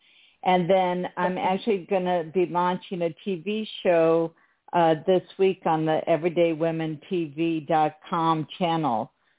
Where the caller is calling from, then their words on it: Israel; I'm calling from Israel.